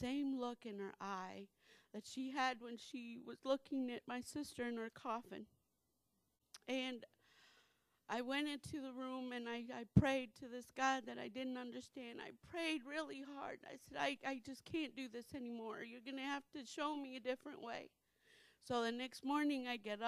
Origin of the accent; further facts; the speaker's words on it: Naples, Florida, United States; moved away; I'm from Naples, Florida.